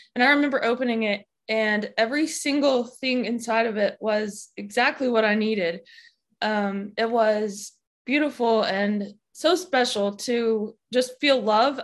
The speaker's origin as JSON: {"language": "English", "region": "Alabama", "country": "United States", "tie": "born or raised there", "said": "I grew up in Alabama and I still live in Alabama."}